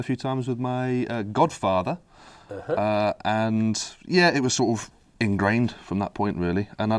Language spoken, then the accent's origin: English; Derby, East Midlands, United Kingdom; I'm from Derby.